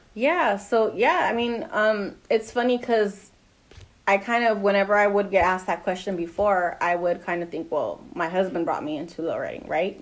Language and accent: English; Pasadena, California, United States; Born and raised in Pasadena, so I'm from Pasadena.